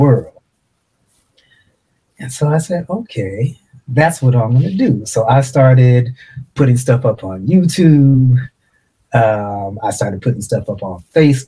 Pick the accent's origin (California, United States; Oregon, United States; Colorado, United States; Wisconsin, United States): Oregon, United States; Portland; I grew up in Portland, Oregon